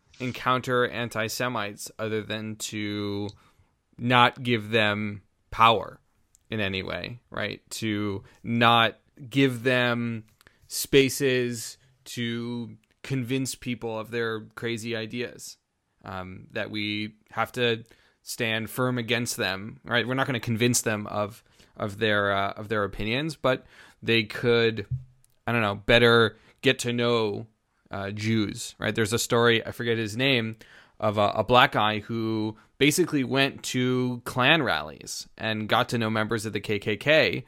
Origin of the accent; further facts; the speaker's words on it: Portland, Oregon, United States; Portland, Oregon, my hometown